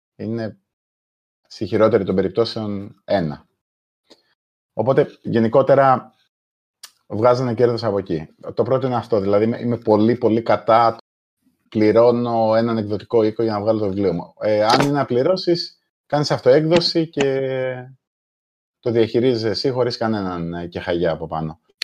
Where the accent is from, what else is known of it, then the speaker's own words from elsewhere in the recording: Malesina, Central Greece, Greece; moved away as an adult; also born or lived in England; είμαι από τη, από τη Μαλεσίνα Λοκρίδα